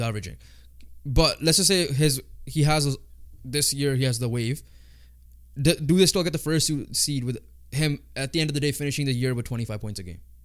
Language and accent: English; Canada; we're Canadian